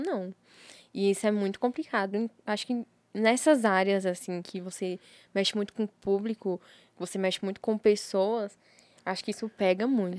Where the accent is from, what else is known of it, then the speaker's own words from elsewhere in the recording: Brasília, Federal District, Brazil; eu sou de Sobradinho